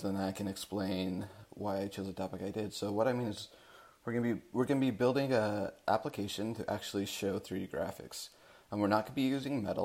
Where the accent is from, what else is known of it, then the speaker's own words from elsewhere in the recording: Salt Lake City, Utah, United States; moved away as an adult; now in Seattle, United States; I'm originally from Salt Lake City, Utah.